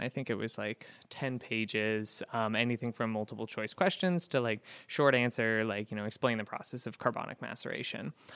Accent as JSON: {"language": "English", "region": "Pacific Northwest", "country": "United States", "tie": "born or raised there", "also_born_or_lived": "Florida / Portland, Maine", "moved": "as an adult", "lives_now": "Syracuse, United States", "said": "I grew up in the Pacific Northwest"}